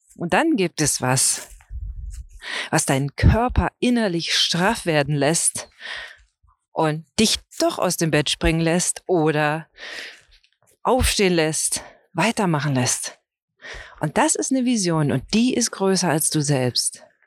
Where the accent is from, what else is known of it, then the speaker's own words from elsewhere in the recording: Brandenburg, Germany; für mich als Brandenburger